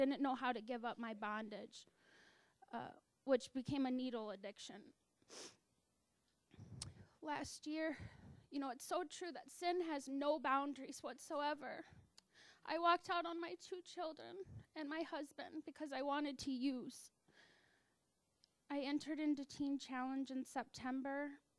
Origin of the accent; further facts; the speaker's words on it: Alaska, United States; moved away; I grew up really sheltered in Alaska in a little town, and my mom took us to church